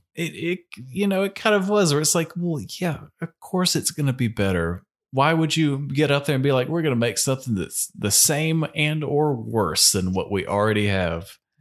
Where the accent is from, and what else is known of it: United States